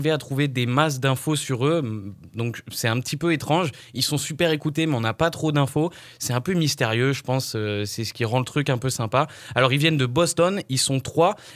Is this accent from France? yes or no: yes; France; On est français, nous